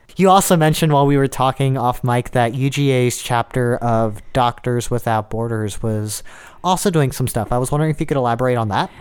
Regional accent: Russia; now in Athens, United States; I am from Russia

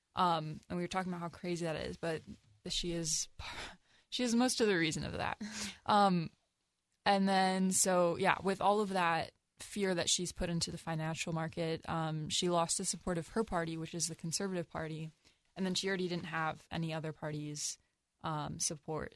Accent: United States

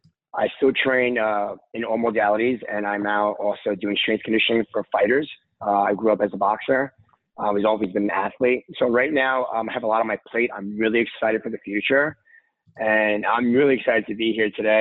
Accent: New York City, New York, United States; I am from Brooklyn, New York

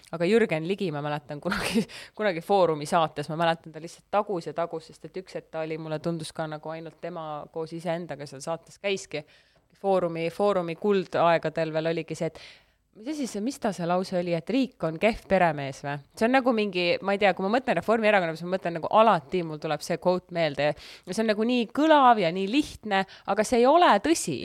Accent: Estonia; mul on passis on kirjas, et ma olen sündinud Eesti Vabariigis

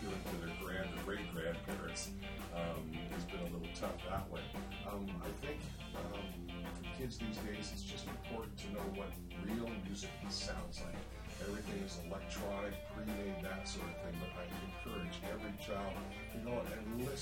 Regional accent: Victoria, British Columbia, Canada; I'm born and raised on the Cline, Victoria.

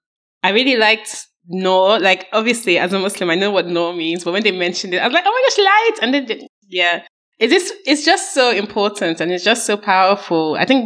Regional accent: Nigeria; now in London, United Kingdom; I'm from Nigeria.

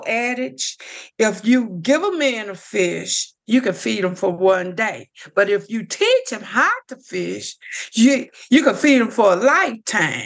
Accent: Lake Providence, Louisiana, United States; I grew up here in Lake Providence

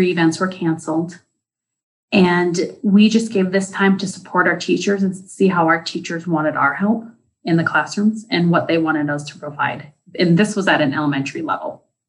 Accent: Deer River, Minnesota, United States; I am from Deer River, Minnesota

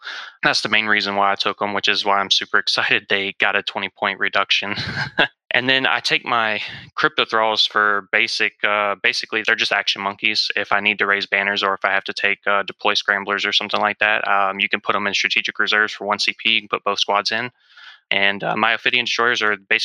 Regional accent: South Mississippi, United States; I'm from South Mississippi

